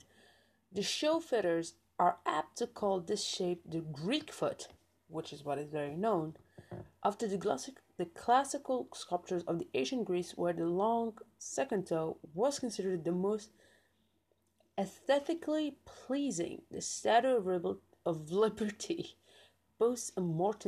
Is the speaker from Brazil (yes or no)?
no; Algeria; I'm from Algeria